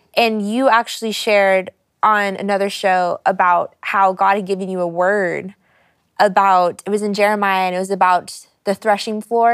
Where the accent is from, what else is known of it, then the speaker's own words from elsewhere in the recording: United States; I grew up in America